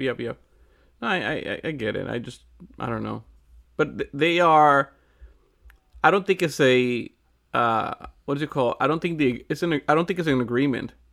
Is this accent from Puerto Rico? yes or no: yes; Puerto Rico; I'm from Puerto Rico